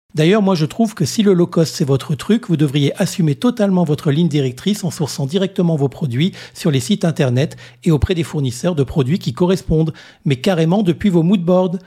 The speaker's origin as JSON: {"language": "French", "country": "Réunion", "said": "ici, chez nous, à La Réunion"}